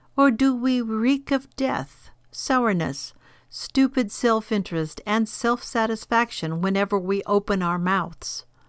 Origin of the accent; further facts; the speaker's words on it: California, United States; For example, I grew up in California on a farm in the kerosene lamp days, and I can spot others who have the same background.